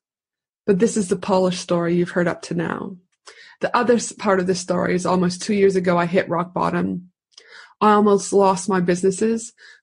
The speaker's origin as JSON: {"language": "English", "town": "Edmonton", "region": "Alberta", "country": "Canada", "tie": "born or raised there", "moved": "yes", "lives_now": "Brisbane, Australia", "said": "I was born in Edmonton, Alberta, Canada. I am a proud Canadian."}